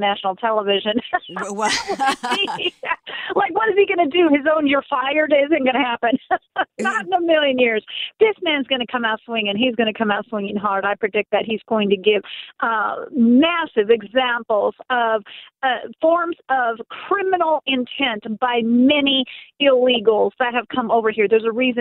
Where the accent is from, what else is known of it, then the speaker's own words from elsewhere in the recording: Sacramento, California, United States; moved away; also born or lived in Auburn, California; I'm from Sacramento, California. I was born in Auburn, California